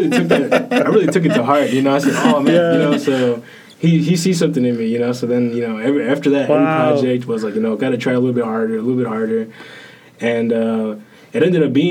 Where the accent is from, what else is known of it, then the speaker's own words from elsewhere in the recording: South Texas, United States; moved away as an adult; now in Kentucky, United States; growing up in South Texas, there's like everybody is predominantly, you know, Hispanic, you know, Mexican American